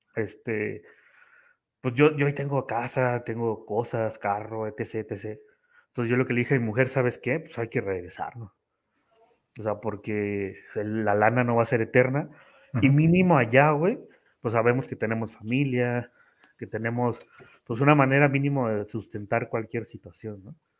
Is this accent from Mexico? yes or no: yes; Tampico, Tamaulipas, Mexico; moved away as an adult; now in Mexico City, Mexico; yo soy de Tamaulipas, pero radico en la Ciudad de México